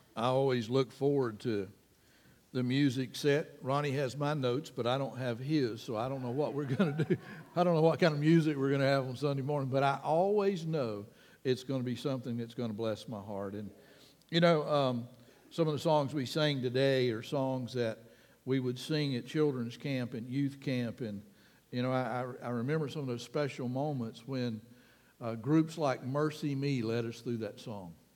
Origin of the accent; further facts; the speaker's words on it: Panama City, Florida, United States; also born or lived in Key West, Florida / Springfield, Florida; I was less than a year old when we moved back to Panama City, so officially it became my hometown